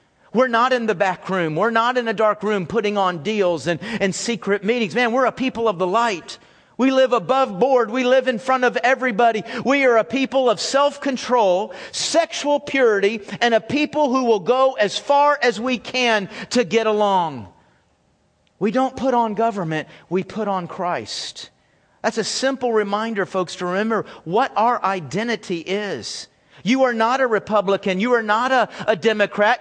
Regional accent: United States; I was born in America

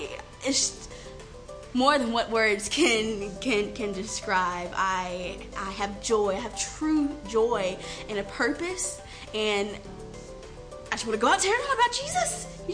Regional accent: Texas, United States; I came from Texas.

